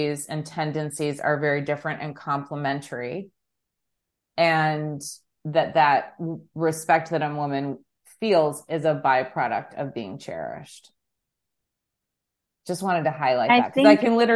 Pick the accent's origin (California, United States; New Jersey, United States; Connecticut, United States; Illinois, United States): Illinois, United States; Chicago; we're both from Chicago